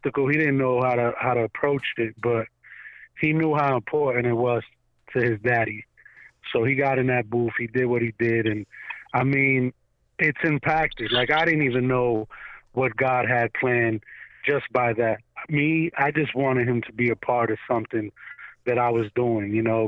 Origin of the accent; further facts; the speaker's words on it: New York City, New York, United States; now in Orlando, United States; originally I'm from Staten Island, New York. I'm born and raised there